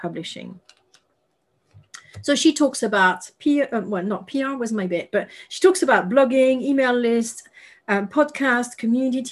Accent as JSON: {"language": "English", "town": "Paris", "region": "Île-de-France", "country": "France", "tie": "born or raised there", "second_language": "English", "moved": "yes", "said": "I was raised in Paris"}